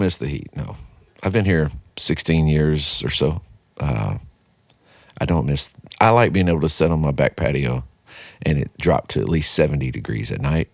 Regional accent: Texarkana, Texas, United States; moved away as an adult; now in Nashville, United States; born and raised in Texarkana, Texas

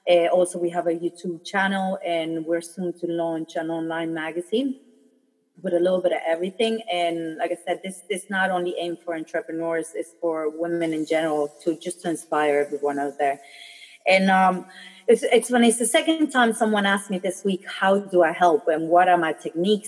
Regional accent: Germany; also born or lived in Philippines; when I was born in the Philippines, as soon as I was born, we moved to Germany

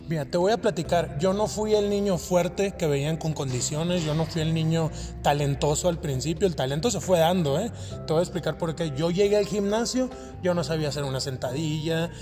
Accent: Hermosillo, Sonora, Mexico; now in Mexico City, Mexico; Yo vengo de la ciudad de Hermosillo, Sonora. Soy de la ciudad de Hermosillo, Sonora y radico en la Ciudad de México.

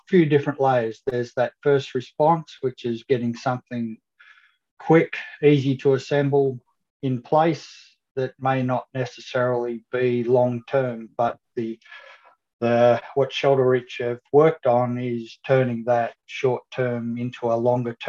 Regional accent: Melbourne, Victoria, Australia; I'm from Melbourne, Australia

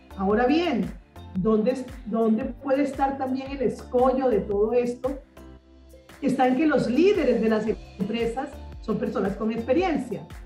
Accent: Barranquilla, Atlántico, Colombia; desde Barranquilla, mi ciudad natal, eh, Barranquilla, Colombia

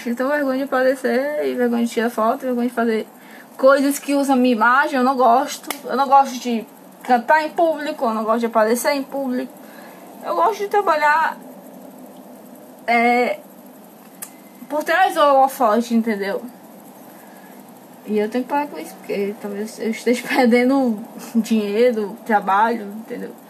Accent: Pantanal, Brazil; Sou meio pantaneira, nossa tinha novela, mas sou bem pantaneira.

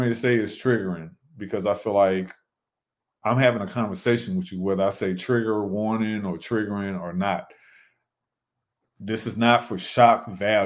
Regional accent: St. Louis, Missouri, United States; now in Charlotte, United States; my hometown of St. Louis, Missouri

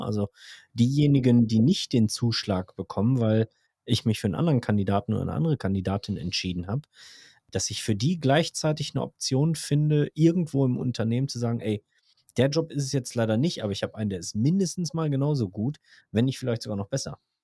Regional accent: Germany; bei uns in Deutschland

